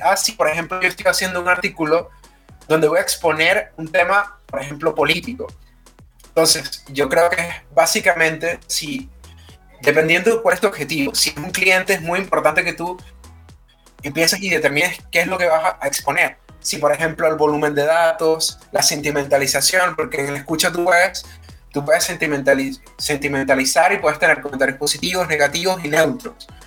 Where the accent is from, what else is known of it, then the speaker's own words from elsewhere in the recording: Venezuela; now in Chile; soy venezolano, estoy radicado en Chile